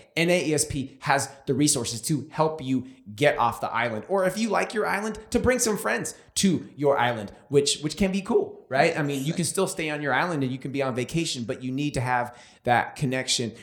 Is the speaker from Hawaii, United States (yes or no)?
no; California, United States; I'm from California.